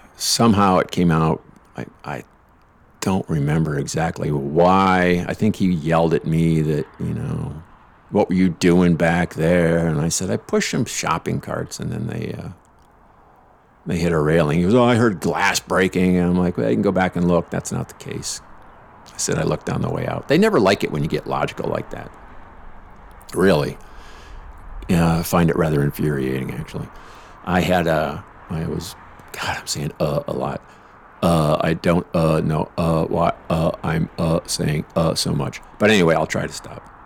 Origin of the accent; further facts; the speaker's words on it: Lansing, Michigan, United States; head back to my hometown